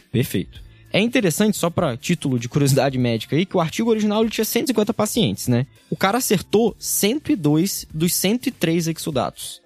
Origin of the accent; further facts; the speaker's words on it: interior of Rio de Janeiro, Brazil; moved away as an adult; now in São Paulo, Brazil; eu sou do interior do Rio de Janeiro, vim aqui para São Paulo